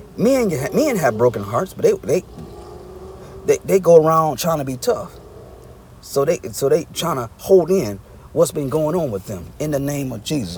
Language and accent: English; Arkansas, United States; moved away; I'm originally from Arkansas